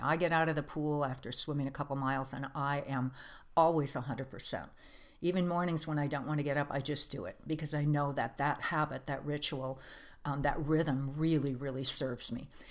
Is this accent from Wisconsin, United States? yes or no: yes; Green Bay, Wisconsin, United States; I grew up in Green Bay, Wisconsin